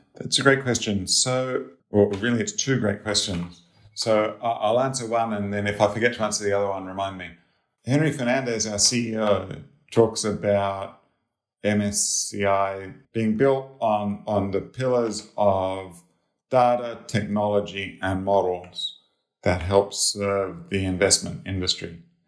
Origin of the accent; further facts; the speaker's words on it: Australia; moved away as an adult; also born or lived in Sydney, Australia / Cambridge, Massachusetts, United States; I'm Australian